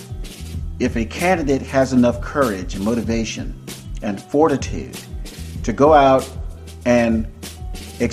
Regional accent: Tampa, Florida, United States; moved away as an adult; also born or lived in Opa-locka, Florida / Dania, Florida; now in California, United States; I am a native Floridian. I was born and raised in Hillsborough County, Tampa, Brandon area

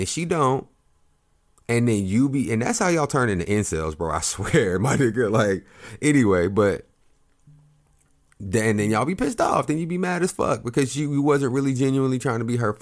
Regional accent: Oklahoma, United States; I grew up in Oklahoma

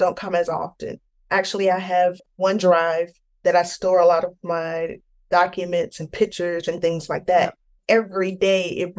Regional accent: Tampa, Florida, United States; I grew up in Tampa, Florida

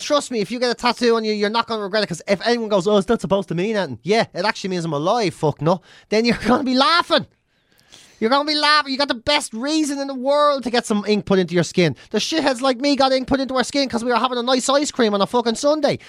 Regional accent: Ireland; Irish people can't forget

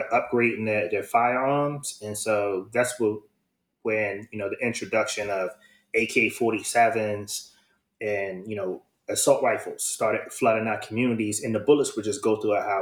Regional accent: Washington, District of Columbia, United States; also born or lived in Prince George's County, Maryland; I am from Washington, D.C., and I grew up around like the late 80s, early 90s, and I stayed with my grandmother

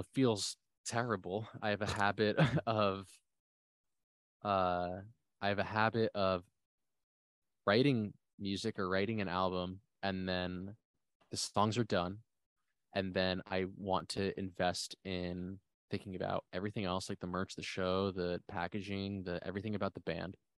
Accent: New Jersey, United States; I'm from New Jersey

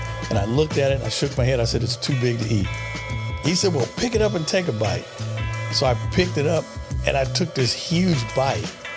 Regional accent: Long Beach, California, United States; I was born on the west side of Long Beach, California

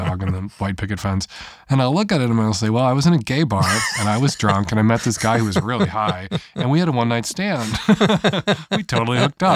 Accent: Chicago, Illinois, United States; I am an Irish Catholic, middle-aged gay dude from the north side of Chicago

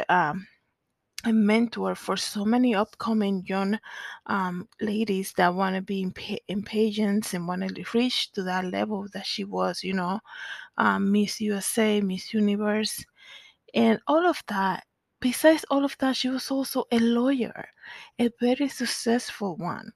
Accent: Dominican Republic; moved away; I am originally from the Dominican Republic

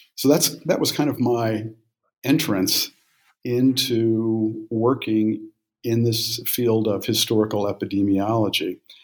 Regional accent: Memphis, Tennessee, United States; also born or lived in India; I was born in Memphis, Tennessee, in 1952

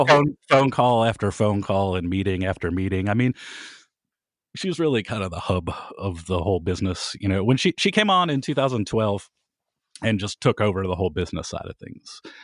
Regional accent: Kent, Ohio, United States; I was from Kent

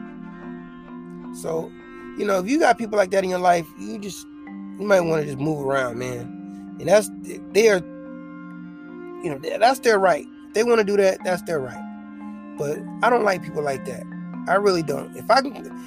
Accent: South Bend, Indiana, United States; now in El Paso, United States; I'm from South Bend, Indiana

